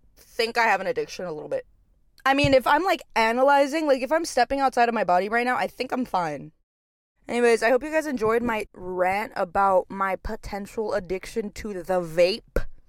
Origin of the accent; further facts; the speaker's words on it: Texas, United States; now in Los Angeles, United States; It's, like, a normal Texas hometown, like, suburban